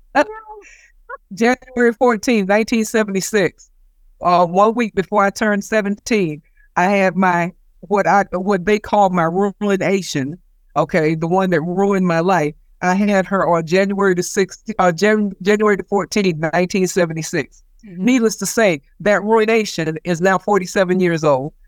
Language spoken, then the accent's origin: English; South Carolina, United States; moved away; when I was a child growing up in South Carolina